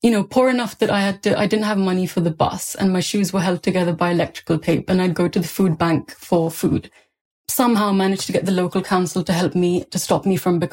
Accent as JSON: {"language": "English", "country": "India", "tie": "born or raised there", "moved": "yes", "lives_now": "United Kingdom", "said": "I grew up in India during a rape crisis."}